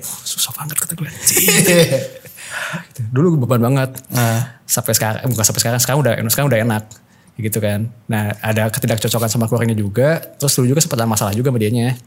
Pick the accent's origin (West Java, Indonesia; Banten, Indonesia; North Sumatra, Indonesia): West Java, Indonesia; Bandung; Rumah gua di Bandung